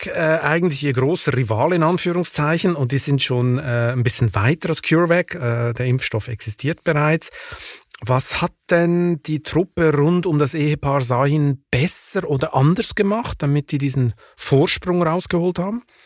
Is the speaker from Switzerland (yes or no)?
yes; Switzerland; now in Germany; meinem Heimatland Schweiz